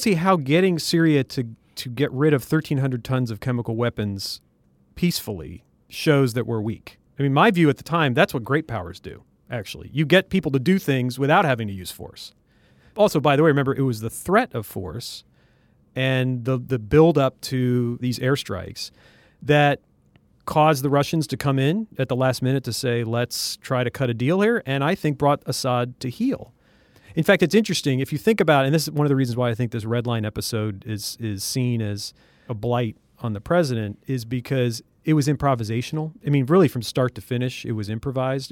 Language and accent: English; Lincoln, Nebraska, United States; moved away as an adult; So I'm from Nebraska. from Lincoln, Nebraska.